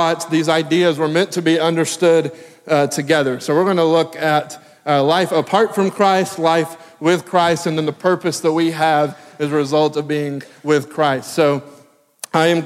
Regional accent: Tennessee, United States; moved away as an adult; also born or lived in Texas; now in Maryland, United States; I am from Tennessee

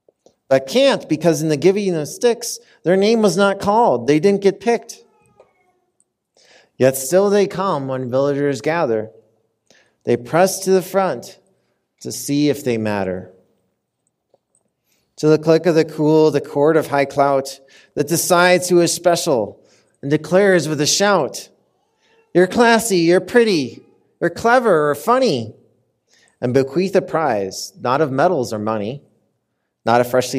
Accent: Minnesota, United States; now in Denver, United States; I'm visiting today from Denver, Colorado, originally from the great state of Minnesota. Any Minnesotans out there?

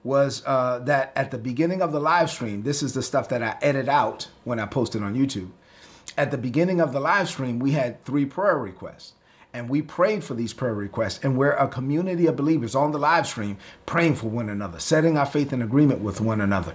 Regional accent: New York City, New York, United States; I'm from Brooklyn. That's how I talk

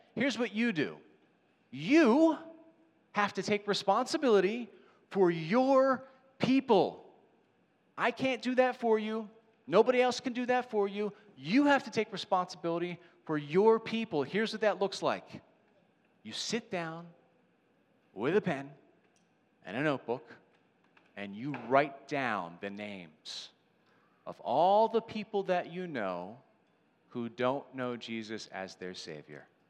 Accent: Ridley-Interboro area, Pennsylvania, United States; This is where I live. This is where I'm from

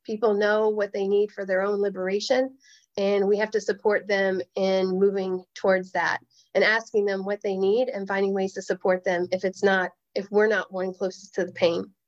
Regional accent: the South, United States; as a Native person, as a woman, as a Southerner

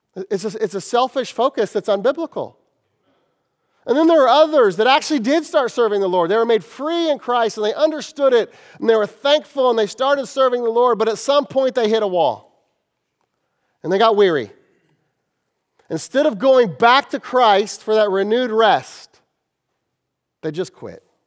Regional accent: Kansas City, United States; I'm from Kansas City

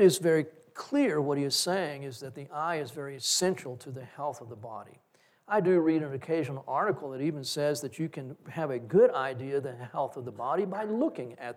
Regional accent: Corpus Christi, Texas, United States; we grew up in Corpus Christi

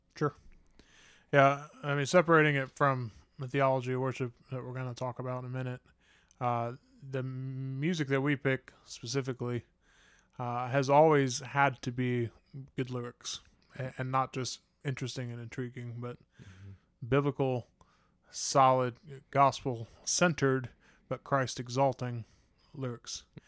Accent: Huber Heights, Ohio, United States; I grew up in Huber Heights

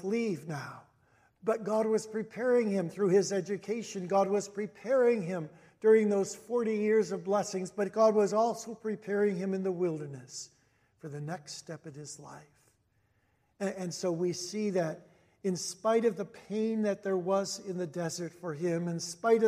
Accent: Cicero, Illinois, United States; I grew up in Cicero here

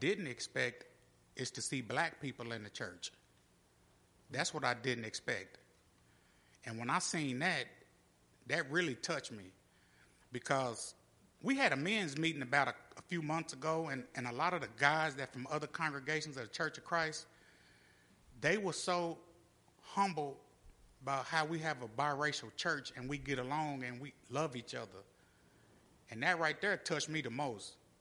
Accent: Compton, California, United States; we grew up, me and Robert, and my other brothers and sisters, we grew up in Compton, California, in Los Angeles

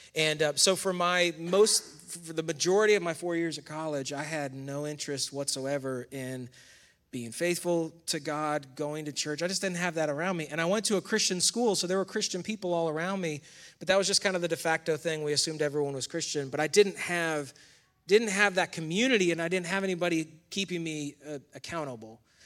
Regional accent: near Rochester, New York, United States; moved away as an adult; now in North Carolina, United States; I grew up in, also in New York. Um, Camden Dagwood, New York is the town where I was born near Rochester

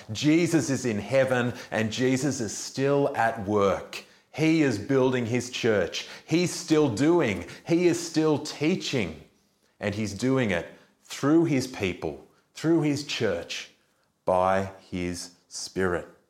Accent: Australia; as an Australian

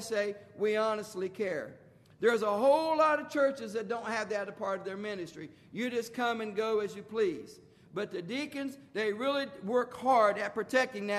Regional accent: United States; being an American

